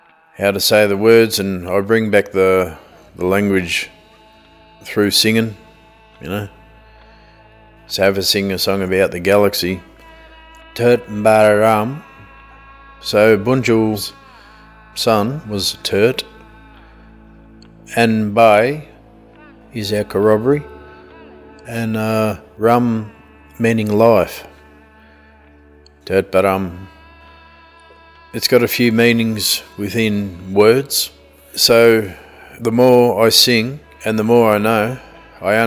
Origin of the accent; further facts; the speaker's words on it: Wadawurrung country, Victoria, Australia; we're from Derrinallum, Streatham, Beaufort, Cowinjibora, all the way down to Queenscliff, Aries Inlet, Geelong, Meredith, Ballarat